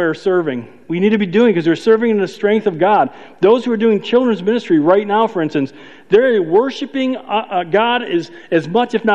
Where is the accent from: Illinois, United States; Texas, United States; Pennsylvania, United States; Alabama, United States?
Illinois, United States; Chicago; I'm from Chicago